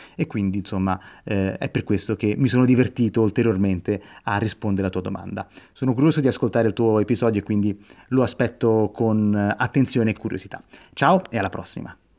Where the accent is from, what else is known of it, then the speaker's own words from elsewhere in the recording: Rome, Lazio, Italy; io sono cresciuto a Roma